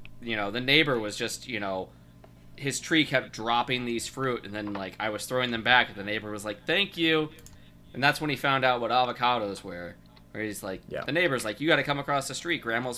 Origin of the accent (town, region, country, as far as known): Ohio, United States